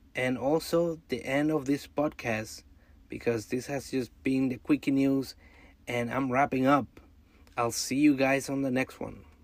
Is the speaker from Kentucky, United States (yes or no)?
no; New York, United States; my home state of New York